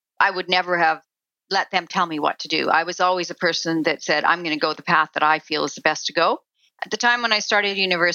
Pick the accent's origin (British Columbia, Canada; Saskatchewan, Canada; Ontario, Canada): Saskatchewan, Canada; I grew up in Saskatchewan on a farm